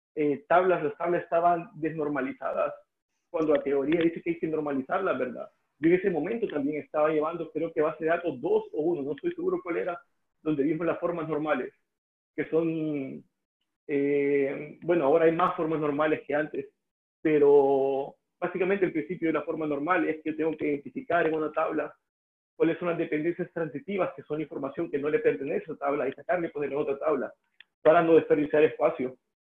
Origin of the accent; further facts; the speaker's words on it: El Salvador; first language Spanish; moved away as an adult; also born or lived in Estonia / Russia; me mudé de El Salvador a Estonia